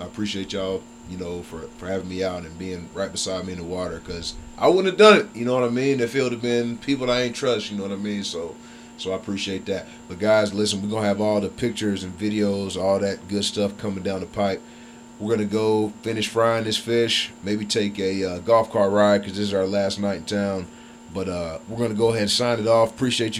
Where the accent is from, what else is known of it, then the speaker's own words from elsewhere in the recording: East Tennessee, United States; moved away as an adult; also born or lived in Jacksonville; growing up in East Tennessee, I was never thinking about spearfishing.